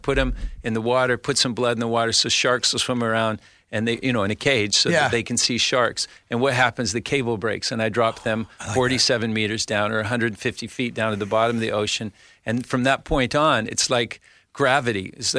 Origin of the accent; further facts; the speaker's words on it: New York, United States; there's parts of it being a New Yorker that I'm really upset about